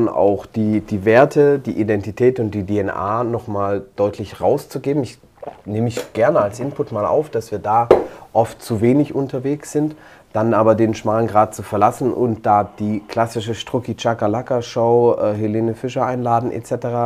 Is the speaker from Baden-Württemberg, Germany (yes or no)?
yes; Stuttgart, Baden-Württemberg, Germany; Gut, dann ähm, muss ich als Stuttgarter jetzt äh, mal ganz kurz äh, äh traurig sein.